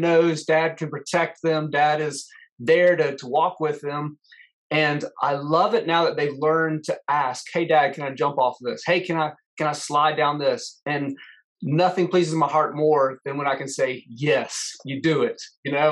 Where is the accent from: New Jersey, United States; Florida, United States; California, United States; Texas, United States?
Florida, United States; I was born and grew up in Florida